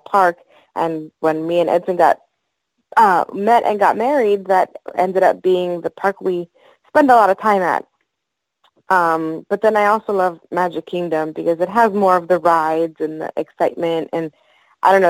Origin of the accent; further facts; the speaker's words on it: Florida, United States; also born or lived in Maryland; I consider myself a Floridian because I moved down here when I was, I think, 9 years old.